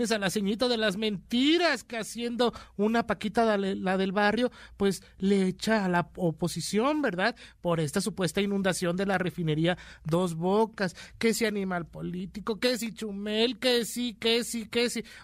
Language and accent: Spanish; Guayabitos, Nayarit, Mexico; a, mi tierra, Guayabitos